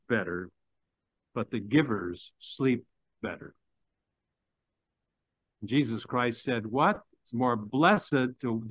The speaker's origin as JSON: {"language": "English", "town": "Pittsburgh", "region": "Pennsylvania", "country": "United States", "tie": "born or raised there", "moved": "as an adult", "said": "I came back to my hometown of Pittsburgh"}